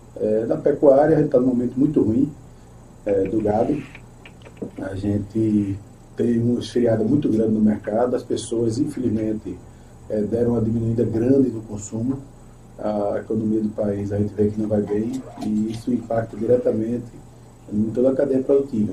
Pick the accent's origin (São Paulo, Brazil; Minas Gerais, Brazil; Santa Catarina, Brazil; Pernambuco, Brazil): Pernambuco, Brazil; Itambé; also born or lived in Paraíba; uma pessoa que nasceu e se criou no campo, na fazenda, no Engenho Pangalá